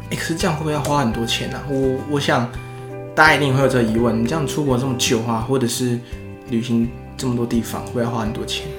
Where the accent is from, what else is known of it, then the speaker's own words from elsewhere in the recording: Taiwan; 我们台湾人的 口味